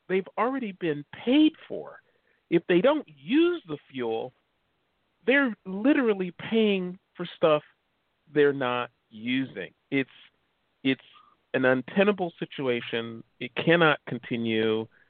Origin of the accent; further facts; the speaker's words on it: Chicago, Illinois, United States; moved away; I'm from Chicago.